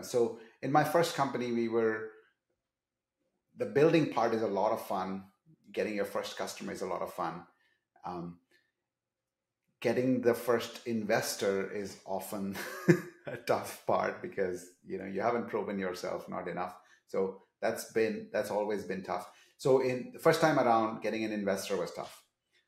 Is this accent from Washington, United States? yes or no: yes; Seattle, Washington, United States; I'm from Seattle.